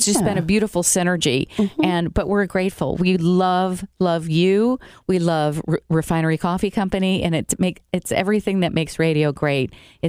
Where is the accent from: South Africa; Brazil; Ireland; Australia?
Brazil; I grew up in South America, you know, in Brazil, the land of coffee.